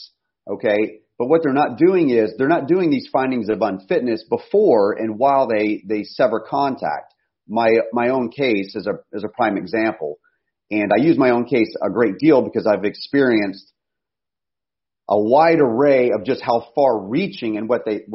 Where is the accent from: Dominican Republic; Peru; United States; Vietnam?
United States; we face as American families